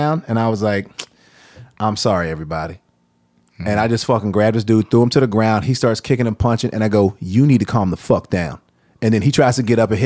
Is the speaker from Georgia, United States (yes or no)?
yes; Georgia, United States; also born or lived in Savannah, Georgia; I grew up in Georgia, went to school in Savannah